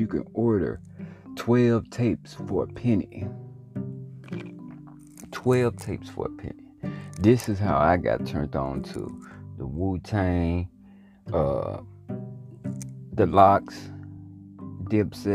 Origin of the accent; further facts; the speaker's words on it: Louisiana, United States; Growing up in Louisiana, when I first started, you know, my pursuit to be a rapper